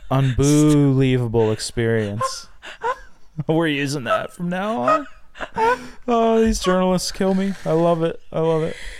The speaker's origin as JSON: {"language": "English", "country": "Canada", "said": "I'm Canadian"}